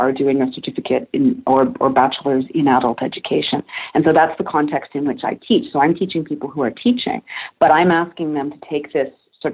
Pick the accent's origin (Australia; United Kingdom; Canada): Canada; I'm Canadian.